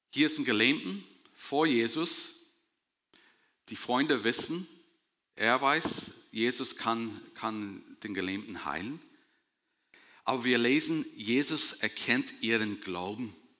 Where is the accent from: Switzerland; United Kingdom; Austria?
United Kingdom; Northern Ireland; moved away as an adult; now in Germany; ich komme aus Nordirland. Ich bin mit 19 Jahren in der Gegend hier hingezogen